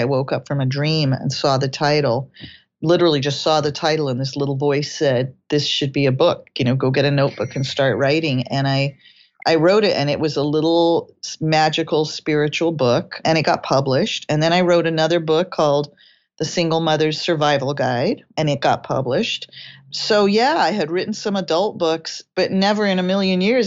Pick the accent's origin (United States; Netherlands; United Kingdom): United Kingdom; England; I was born in England